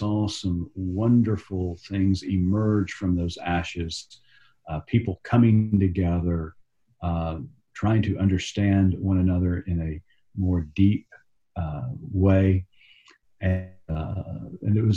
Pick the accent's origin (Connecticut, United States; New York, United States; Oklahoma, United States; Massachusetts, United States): Oklahoma, United States; Tulsa; also born or lived in Texas; I'm a native Okie. I grew up in Tulsa, Oklahoma.